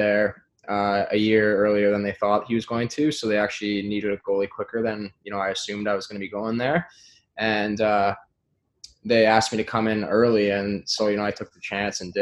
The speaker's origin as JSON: {"language": "English", "town": "Sault Ste. Marie", "region": "Ontario", "country": "Canada", "tie": "born or raised there", "moved": "yes", "said": "in my hometown, basically, just across the river. I'm from the Ontario side"}